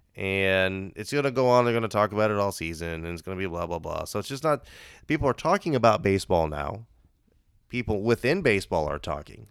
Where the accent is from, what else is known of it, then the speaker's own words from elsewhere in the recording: Indiana, United States; I'm, I'm from Indiana